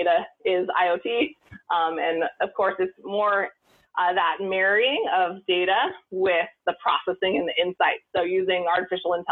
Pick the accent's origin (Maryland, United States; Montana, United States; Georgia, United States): Montana, United States; I grew up in Montana